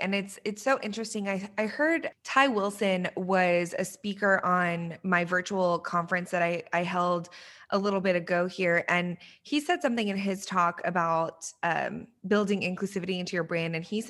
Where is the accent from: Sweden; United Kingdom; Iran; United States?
Iran; born there; I mentioned to you when we were chatting earlier that I was born in Iran